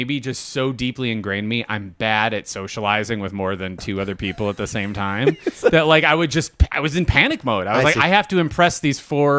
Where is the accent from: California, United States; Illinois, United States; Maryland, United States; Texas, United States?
Illinois, United States; Chicago; also born or lived in Homewood, United States